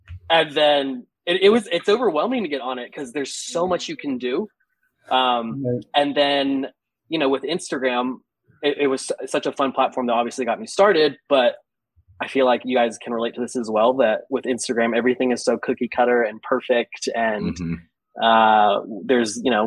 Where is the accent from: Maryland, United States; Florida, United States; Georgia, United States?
Georgia, United States; South; also born or lived in New York; now in Atlanta, United States; I grew up in South Georgia, so I'm used to the humidity